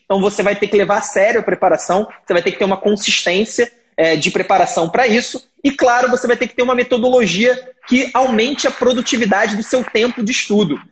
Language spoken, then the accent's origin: Portuguese; Rio de Janeiro, Brazil; no Rio de Janeiro, né? que é, que é de onde eu, onde eu nasci, onde eu morei e onde eu fiz faculdade